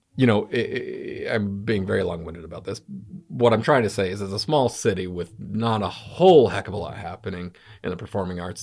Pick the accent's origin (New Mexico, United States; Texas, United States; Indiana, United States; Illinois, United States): New Mexico, United States; Albuquerque; moved away as an adult; also born or lived in Los Angeles, California / Gainesville, Florida / Reno, Nevada; now in United Kingdom; I grew up in Albuquerque, New Mexico.